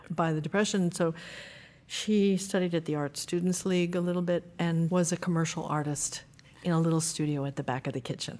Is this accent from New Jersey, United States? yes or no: yes; New Jersey, United States; I was born in New Jersey